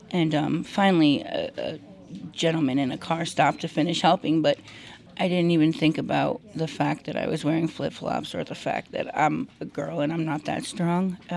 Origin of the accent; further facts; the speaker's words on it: New Jersey, United States; moved away as an adult; I'm originally from New Jersey. I've been out here for about three years, um, and it's very different than back east.